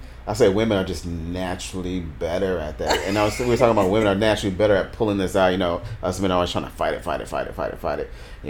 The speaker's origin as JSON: {"language": "English", "region": "the South", "country": "United States", "moved": "yes", "said": "I know I'm from the South, and I kind of moved away."}